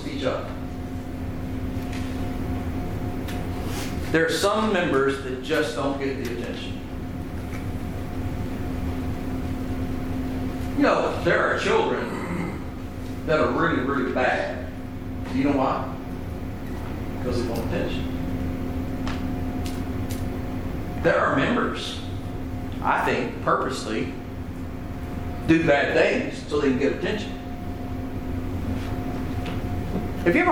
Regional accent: Kentucky, United States; I'm from Kentucky, and yes, in Kentucky we go barefoot.

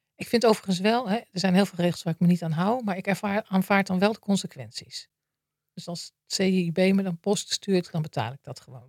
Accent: Maarssen, Utrecht, Netherlands; ik ben opgegroeid in Maarsen. in het dorp

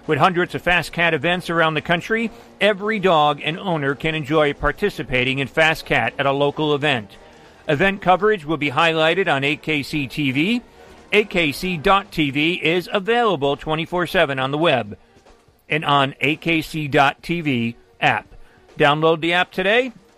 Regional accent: Greece; And I was like a kid in a candy store because I was from Greece. I was in love with ….

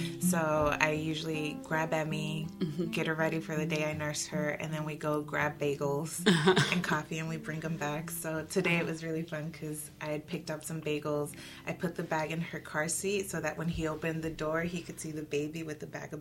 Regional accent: Durham, North Carolina, United States; also born or lived in Michoacán, Mexico; I'm a North Carolinian born and bred, so I grew up here in Durham, actually

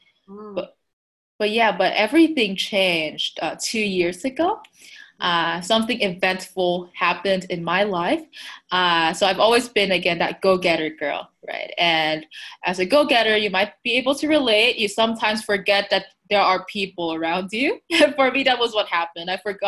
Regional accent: Taiwan; So I'm from Taiwan, a small little country in Asia.

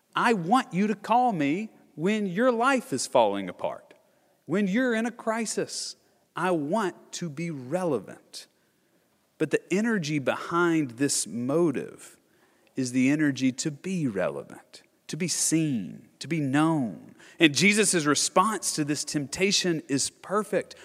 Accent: Nashville, Tennessee, United States; I'm born and raised in Nashville or just right outside of Nashville

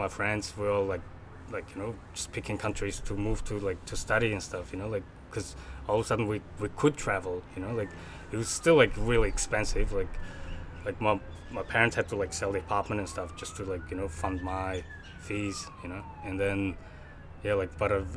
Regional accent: Mongolia; moved away as an adult; now in Australia; born and raised in Mongolia

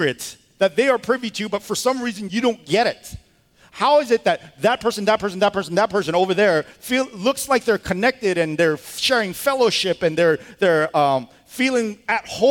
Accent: United States; we're American

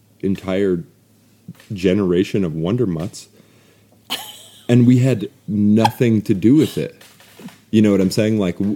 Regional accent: North Dakota, United States; But we're landlocked, so I'm from North Dakota, Mandan, Hidatsa, Narikara, and Lakota, and Austrian, and Norwegian

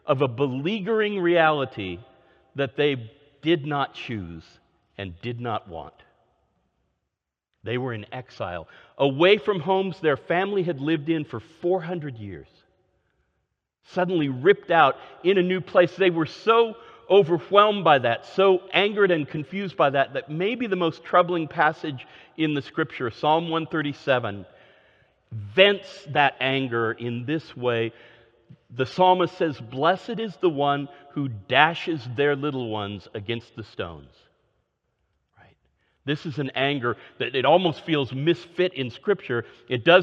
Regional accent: Oregon, United States; moved away; also born or lived in Northeast United States / Minnesota / Austin, Texas; I grew up in Oregon, where spring meant a continuation of rain with a few flowers

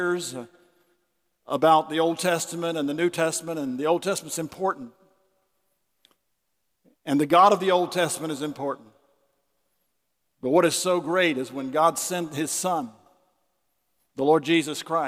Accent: Winter Haven, Florida, United States; I was born in Winter Haven, Florida in the hospital

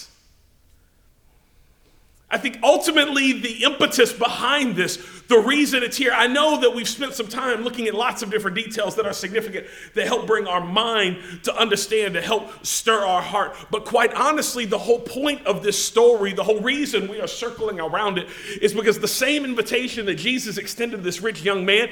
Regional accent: United States; us as Americans, us as English-speaking people

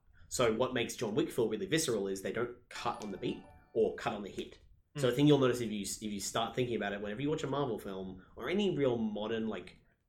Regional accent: Australia; We are Australian.

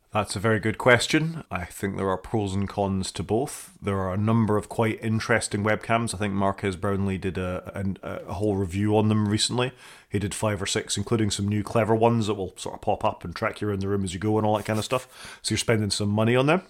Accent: Scotland, United Kingdom; being a Scottish person

